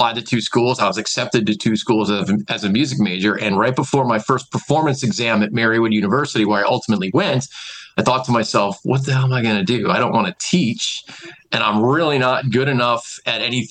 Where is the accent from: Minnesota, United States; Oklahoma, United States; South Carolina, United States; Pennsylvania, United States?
Pennsylvania, United States; Scranton; I'm from this market. I'm from Wilkes-Barre, Scranton. my family's here, my friends are here, I grew up here, went to high school and college